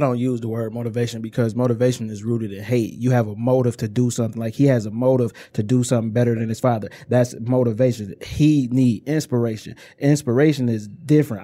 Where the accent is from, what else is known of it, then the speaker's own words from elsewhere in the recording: Inkster, Michigan, United States; I'm from Inkster, Michigan